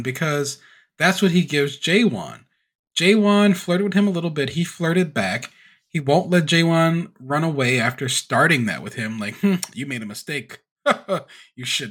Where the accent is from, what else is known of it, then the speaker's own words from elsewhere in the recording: Louisiana, United States; I'm from Louisiana